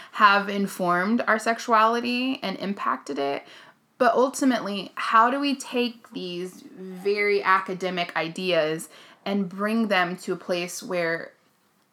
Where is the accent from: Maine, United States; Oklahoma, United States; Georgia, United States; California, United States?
Oklahoma, United States; I grew up in Oklahoma